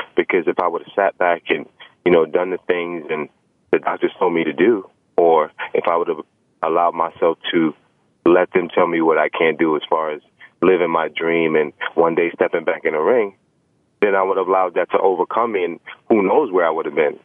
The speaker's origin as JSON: {"language": "English", "town": "New York City", "region": "New York", "country": "United States", "tie": "born or raised there", "said": "growing up in Brooklyn, especially the Brownsville area"}